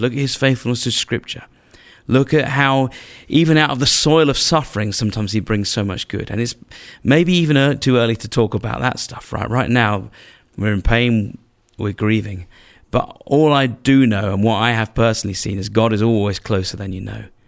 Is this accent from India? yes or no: no; England, United Kingdom; as an English man